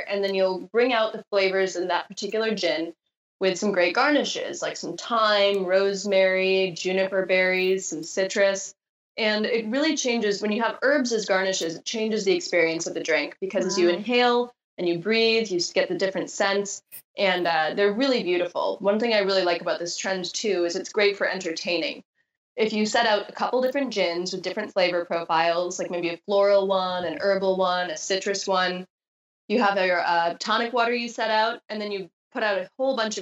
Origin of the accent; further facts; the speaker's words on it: Wisconsin, United States; moved away; also born or lived in Southern California; growing up in Wisconsin